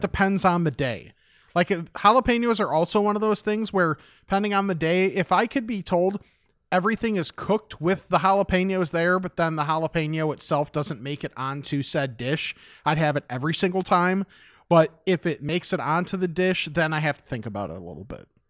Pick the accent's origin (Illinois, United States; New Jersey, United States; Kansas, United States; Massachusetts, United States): Illinois, United States; West Chicago; born or raised there